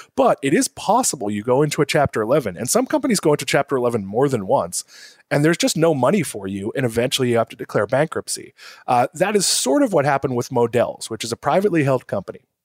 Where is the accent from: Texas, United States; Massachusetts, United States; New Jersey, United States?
Massachusetts, United States; Swampscott; also born or lived in New York / Connecticut; now in West Palm Beach, United States; I'm from, uh, I always say Boston, but I'm from Swampscott, Massachusetts, uh, so about twenty minutes north